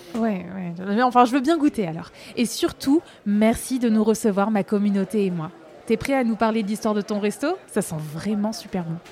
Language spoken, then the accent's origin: French; Paris, Île-de-France, France; je suis parisienne, pur produit parisien, moi. Je suis née à Paris, j'ai vécu à Paris, j'ai jamais quitté Paris